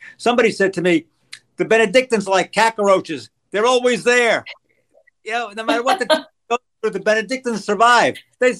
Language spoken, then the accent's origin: English; New York City, New York, United States; now in Naples, Florida, United States; I'm from Brooklyn.